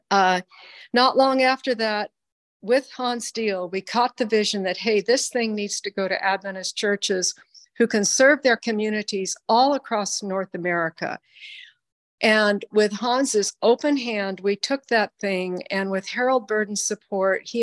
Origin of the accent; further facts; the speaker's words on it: Philippines; Lily and I are a day apart in age. We grew up together in the Philippines.